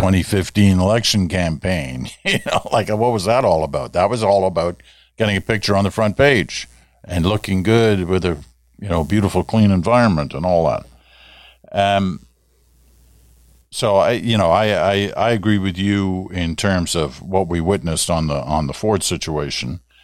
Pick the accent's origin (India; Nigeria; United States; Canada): Canada; Ottawa, Ontario; growing up in Ottawa